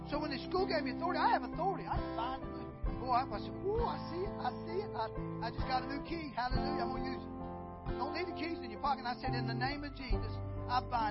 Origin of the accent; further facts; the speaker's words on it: Valdosta, Georgia, United States; I was born in Valdosta. But I grew up on a farm